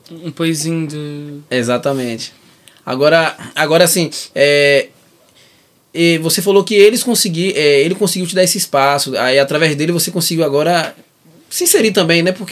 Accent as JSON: {"language": "Portuguese", "town": "Salvador", "region": "Bahia", "country": "Brazil", "tie": "born or raised there", "moved": "as an adult", "lives_now": "Algarve, Portugal", "said": "Salvador, a maior presença de preto fora da África, do mundo, é onde mais tem racismo, é onde eu nasci"}